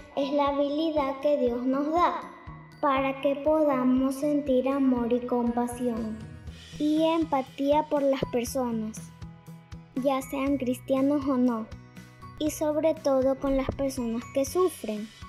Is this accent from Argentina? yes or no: yes; Chubut, Argentina; Soy Argentina y Chubut